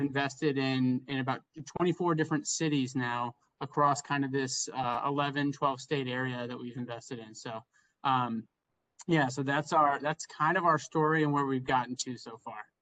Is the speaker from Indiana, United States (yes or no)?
yes; Indiana, United States; moved away as an adult; now in Chicago, United States; I'm from Indiana originally and went to school at the University of Chicago. Have stayed in Chicago ever since